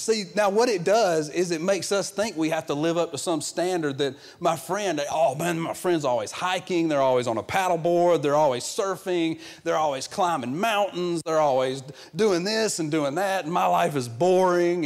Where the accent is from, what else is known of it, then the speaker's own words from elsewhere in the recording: the South, United States; I'm from the real South where we, we call everything a Coke